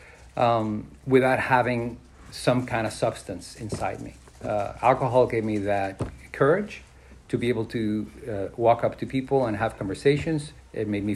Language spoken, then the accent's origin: English; Mexico City, Mexico; I was born and raised in Mexico City